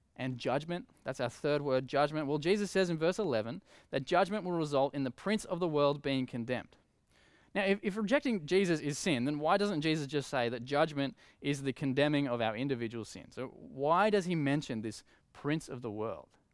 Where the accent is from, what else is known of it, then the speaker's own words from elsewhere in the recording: Coffs Harbour, New South Wales, Australia; I grew up in Coffs Harbour